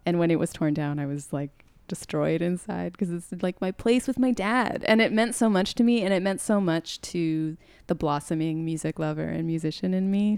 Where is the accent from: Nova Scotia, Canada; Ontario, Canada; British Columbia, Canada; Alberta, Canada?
Ontario, Canada; Toronto; I grew up in Scarborough